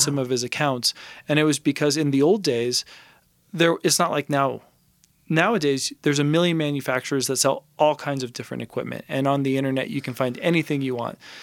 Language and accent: English; Los Angeles, California, United States; now in Santa Fe, United States; I'm from Los Angeles.